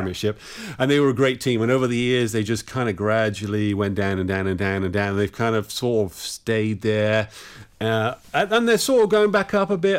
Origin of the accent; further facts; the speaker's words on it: Bristol, South West England, United Kingdom; I'm actually from Bristol in the southwest of England.